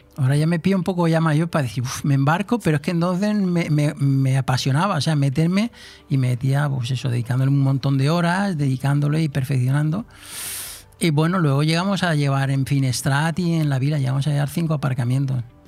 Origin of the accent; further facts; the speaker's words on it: Moguer, Andalusia, Spain; also born or lived in Polop / Altea; now in Marina Baja, Spain; yo nací en Huelva